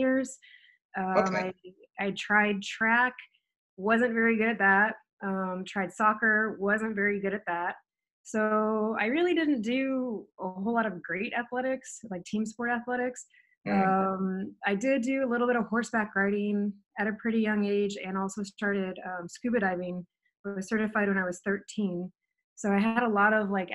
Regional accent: Edwardsville, Illinois, United States; moved away as an adult; also born or lived in Washington / Arizona; I grew up near St. Louis, Missouri. It was actually Edwardsville, Illinois.

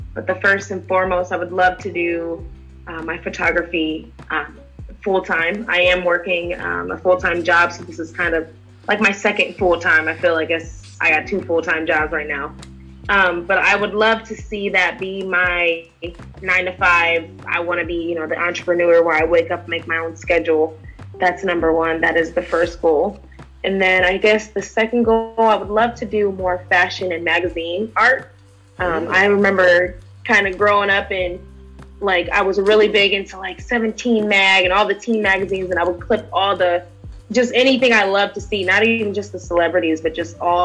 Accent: Canton, Ohio, United States; born or raised there; now in Cleveland, United States

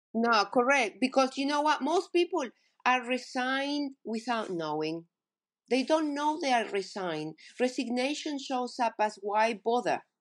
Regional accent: Argentina; moved away as an adult; now in New Zealand; I grew up in Argentina

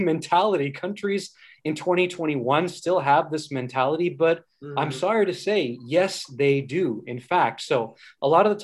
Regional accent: Canada; being Canadian, we do come from a pretty progressive culture

